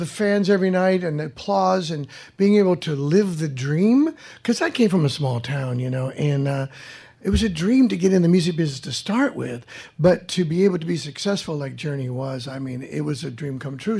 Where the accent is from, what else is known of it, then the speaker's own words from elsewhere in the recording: Fresno, California, United States; moved away; I went back to my hometown and hung out with friends and rode my motorcycle on these country roads near the outskirts of Fresno, where I was born and raised.